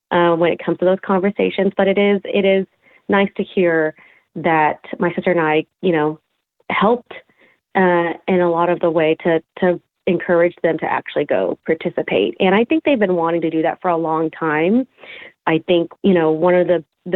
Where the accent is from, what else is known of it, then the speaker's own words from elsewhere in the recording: Fort Smith, Arkansas, United States; moved away as an adult; I am from Fort Smith, Arkansas